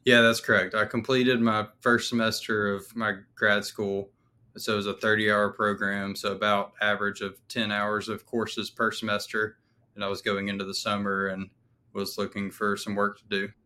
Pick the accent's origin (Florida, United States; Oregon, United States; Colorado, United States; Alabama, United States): Alabama, United States; moved away as an adult; also born or lived in Texas; I'm from Alabama